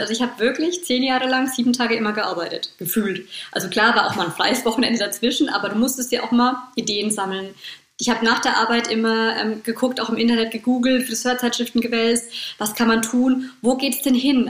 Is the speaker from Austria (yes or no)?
no; Bad Kissingen, Bavaria, Germany; bei uns in Bad Kissingen